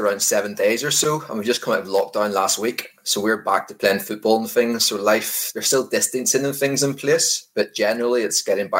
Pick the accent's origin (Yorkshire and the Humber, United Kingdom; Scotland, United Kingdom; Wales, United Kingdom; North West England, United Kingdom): Scotland, United Kingdom; Yes, people always say I'm Scottish, but I might need Chris to translate at some stage because not that easy to understand.